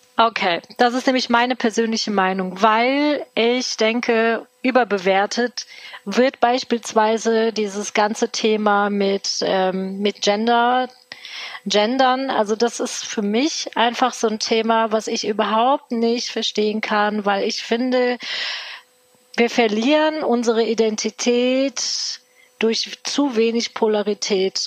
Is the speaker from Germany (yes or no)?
yes; Cologne, North Rhine-Westphalia, Germany; ich bin tatsächlich gebürtige Kölnerin, mitten in Köln, aufgewachsen